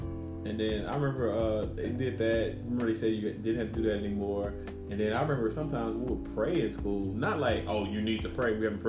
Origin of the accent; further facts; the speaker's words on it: the South, United States; I'm from the South, so we grew up, religion is a part of your life in the South, like, you go to church.